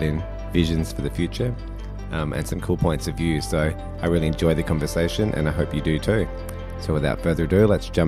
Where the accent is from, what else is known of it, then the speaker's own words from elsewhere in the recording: Adelaide, South Australia, Australia; I grew up in Adelaide like as a teenager